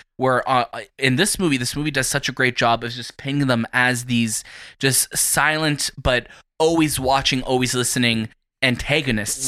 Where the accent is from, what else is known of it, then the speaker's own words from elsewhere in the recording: Toronto, Ontario, Canada; from Toronto